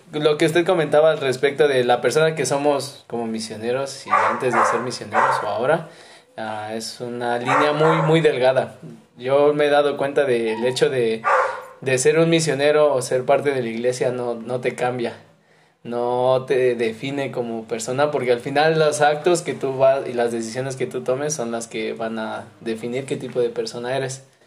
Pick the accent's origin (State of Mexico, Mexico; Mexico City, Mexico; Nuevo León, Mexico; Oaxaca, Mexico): Mexico City, Mexico; moved away as an adult; now in Xalapa, Mexico; Y yo soy de la Ciudad de México, soy mero chilango, pero... Pero ahorita ando aquí en Jalapa